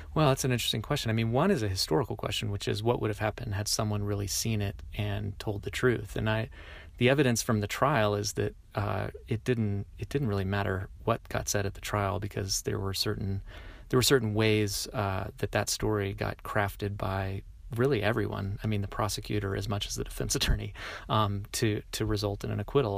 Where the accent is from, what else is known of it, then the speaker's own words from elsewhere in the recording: the South, United States; I am a Southerner myself